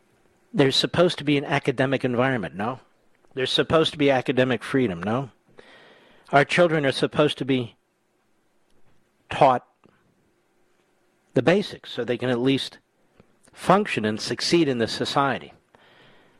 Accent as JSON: {"language": "English", "area": "Montgomery County", "region": "Pennsylvania", "country": "United States", "tie": "born or raised there", "also_born_or_lived": "Philadelphia", "moved": "yes", "said": "I was raised in a county outside of Philadelphia called Montgomery County"}